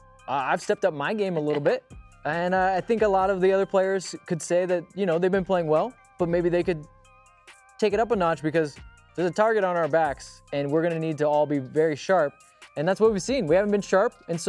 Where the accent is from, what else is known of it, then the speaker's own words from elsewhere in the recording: Ecuador; English is a second language; I'm from Ecuador, but I've learned this saying, revenge is a dish best served cold.